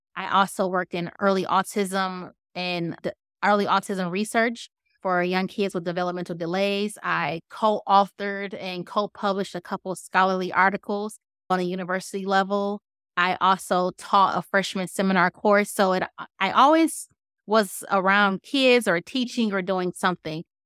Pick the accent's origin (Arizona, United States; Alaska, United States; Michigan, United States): Michigan, United States; Detroit; moved away; originally, I'm from Detroit, born and raised